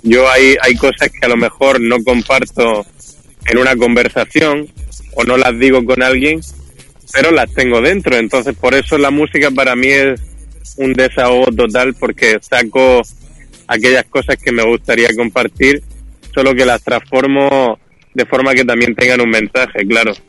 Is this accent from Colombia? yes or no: no; Murcia, Region of Murcia, Spain; en Murcia, la ciudad de donde yo soy